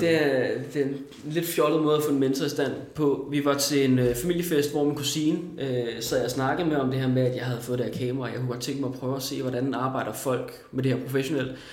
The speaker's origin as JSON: {"language": "Danish", "town": "Næstved", "region": "Zealand", "country": "Denmark", "moved": "as an adult", "lives_now": "Copenhagen, Denmark", "said": "Da jeg var 19, flyttede jeg til København, ja. øh, for Næstved, hvor jeg kommer fra"}